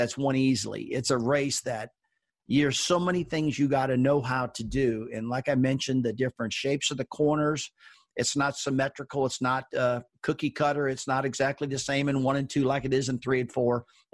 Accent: Missouri, United States; I grew up in Missouri, and boy, we were always cooking pork chops

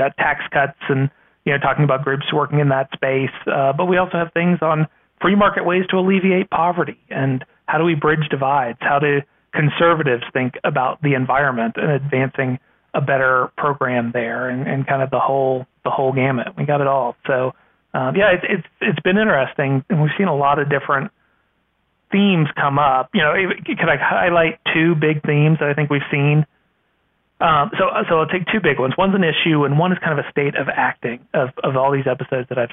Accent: Virginia, United States; My home state of Virginia

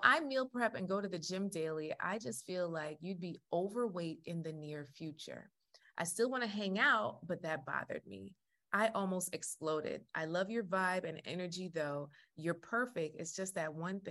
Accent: Jamaica; I'm Jamaican

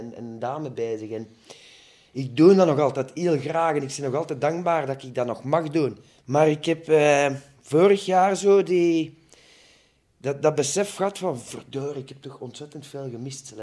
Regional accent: Muizen, Flanders, Belgium; ik ben afkomstig van Muizen bij Mechelen

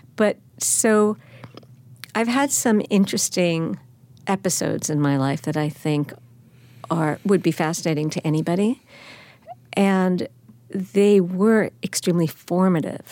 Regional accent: Baldwin, New York, United States; also born or lived in Brooklyn / Manhattan; I was born in Brooklyn, raised in Baldwin, Long Island, my aunt and uncle had a place at sixty-six Bowery, and we were always in the city

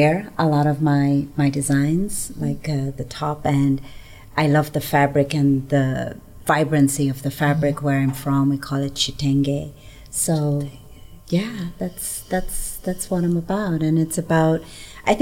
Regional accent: Lusaka, Lusaka Province, Zambia; moved away as an adult; now in Denver, United States; I was born in Lusaka, Zambia, in the southern part of Africa.

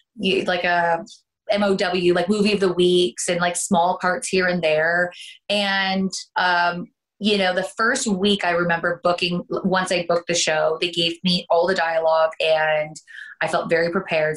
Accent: Canada; accent: Canadian; moved away as an adult; now in United States; I am originally from Canada and I ended up coming down for pilot season

